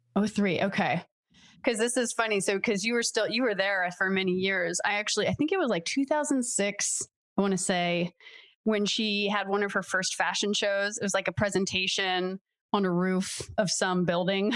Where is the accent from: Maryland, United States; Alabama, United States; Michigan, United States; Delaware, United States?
Delaware, United States; I'm from Delaware